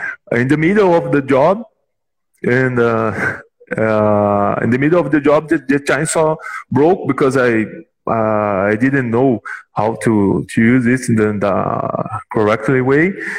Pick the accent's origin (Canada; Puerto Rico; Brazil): Brazil; We are from Brazil